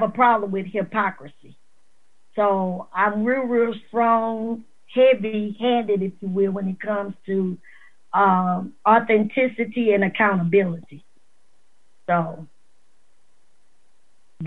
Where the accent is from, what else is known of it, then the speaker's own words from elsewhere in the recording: Maringouin, Louisiana, United States; born and raised in Marion, Louisiana, which is a little town in northern Iberville Parish